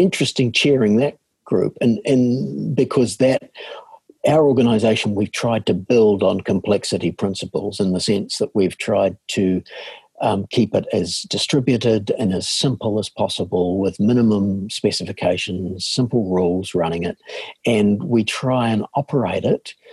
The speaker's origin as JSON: {"language": "English", "country": "New Zealand", "tie": "born or raised there", "said": "from my accent that I'm a born and bred New Zealander."}